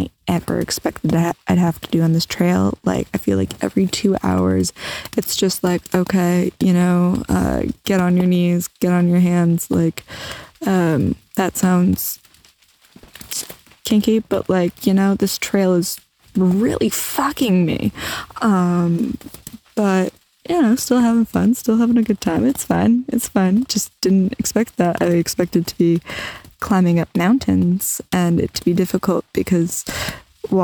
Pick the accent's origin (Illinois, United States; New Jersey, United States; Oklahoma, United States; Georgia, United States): New Jersey, United States; I'm from Jersey. People aren't nice